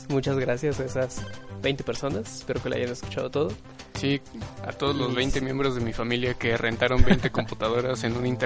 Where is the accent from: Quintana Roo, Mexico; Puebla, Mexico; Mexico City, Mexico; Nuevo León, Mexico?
Mexico City, Mexico; yo sí soy del DF, yo nací